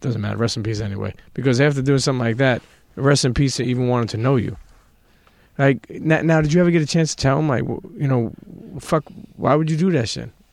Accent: New York City, New York, United States; We grew up in Brooklyn

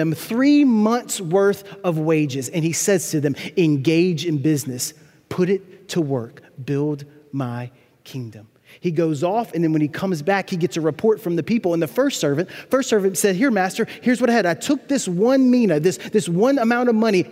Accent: Louisiana, United States; also born or lived in New Orleans, Louisiana; I grew up about 60 miles north of the city in a tiny town with 4,000 people and 40,000 cows

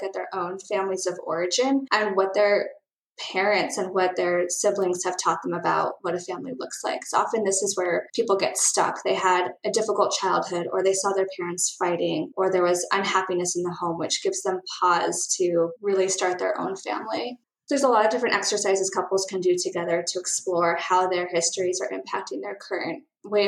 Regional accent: San Francisco, California, United States; also born or lived in Ohio; I grew up in San Francisco

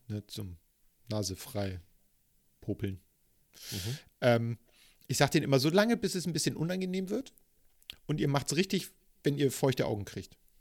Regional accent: Hamburg, Germany; Was mich zu einem hm. geborenen und gebürtigen Hamburger macht

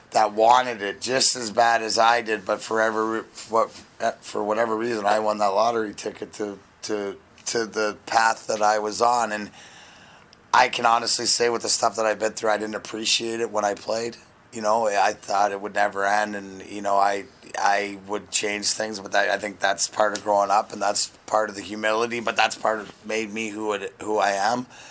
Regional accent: Ontario, Canada; now in Detroit, United States; I'm proud to be from there

